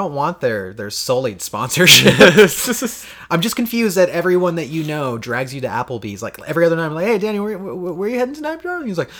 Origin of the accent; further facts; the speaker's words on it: Florida, United States; now in Washington, United States; We moved from the East Coast, where we come from Florida. We moved to Washington, West Coast, if you're unaware of maps.